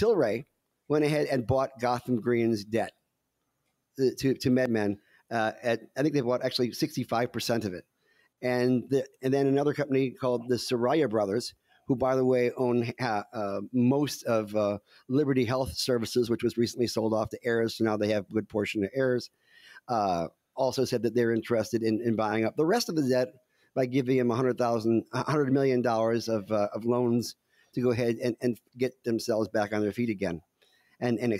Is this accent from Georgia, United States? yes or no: no; Detroit, Michigan, United States; I'm from Detroit